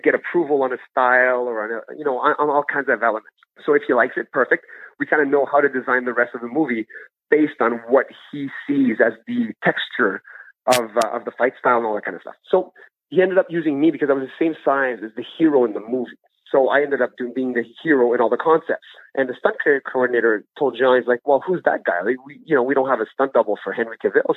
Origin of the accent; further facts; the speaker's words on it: Ottawa, Ontario, Canada; also born or lived in Gabon; I've been living out in Ottawa since I was seven years old.